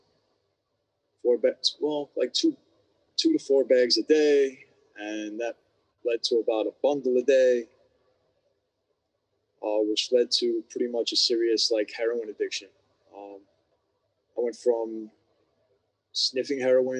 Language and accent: English; New York City, New York, United States; I was born and raised in New York City.